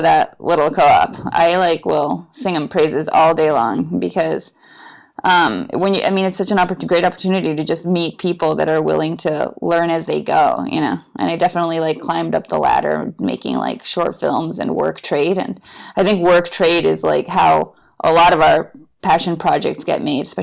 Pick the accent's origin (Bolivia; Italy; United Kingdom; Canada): Bolivia; moved away as an adult; also born or lived in Austin, United States; now in San Francisco, United States; I'm originally from Bolivia. Both my parents are Bolivian, and I grew up there